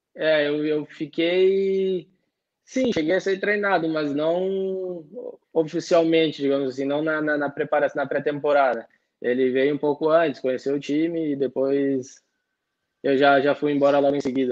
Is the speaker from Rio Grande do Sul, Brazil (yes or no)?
yes; Porto Alegre, Rio Grande do Sul, Brazil; moved away as an adult; now in Italy; Eu sou de Porto Alegre